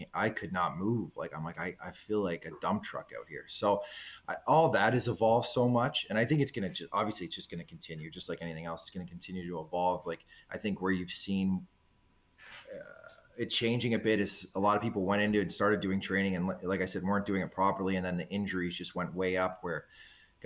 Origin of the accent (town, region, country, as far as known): Southern Ontario, Canada; born or raised there; moved away